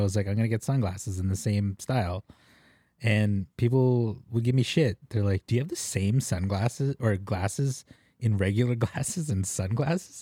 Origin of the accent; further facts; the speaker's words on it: Philippines; As a Filipino